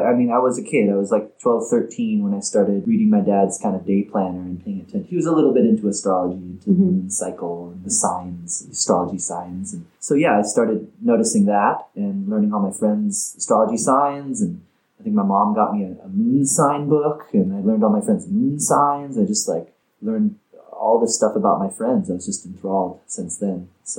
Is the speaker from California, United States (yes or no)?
no; Oregon, United States; also born or lived in Portland, Oregon; I grew up in Oregon. Small town in Oregon. Lived in Portland a long time